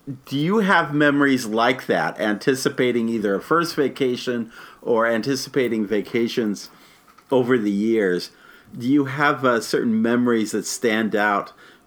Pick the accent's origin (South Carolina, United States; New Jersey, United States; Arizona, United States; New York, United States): Arizona, United States; Phoenix; my own childhood growing up in Phoenix, Arizona